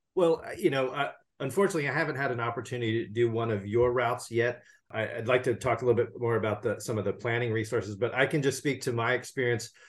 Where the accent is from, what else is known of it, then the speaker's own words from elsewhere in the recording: California, United States; my home state of California